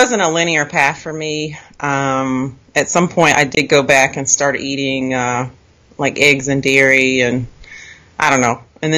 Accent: Raleigh, North Carolina, United States; now in Virginia, United States; I grew up in North Carolina, near Raleigh, and I currently live in Virginia.

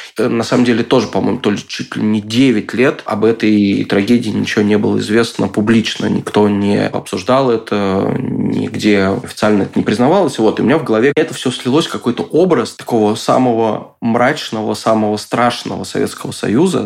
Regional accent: Moscow, Russia; я вырос э, в Лефортово

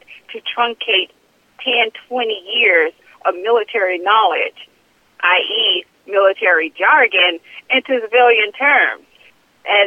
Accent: St. Louis, Missouri, United States; I'm originally from St. Louis, Missouri

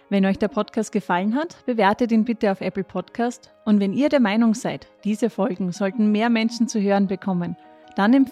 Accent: Styria, Austria; Ich habe auch gelesen, wir sind ja beide aus der Steiermark.

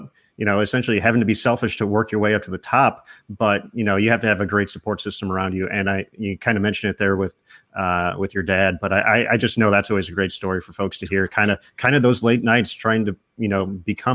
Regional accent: Highland, Indiana, United States; I'm from nearby Highland, Indiana. We're region rats

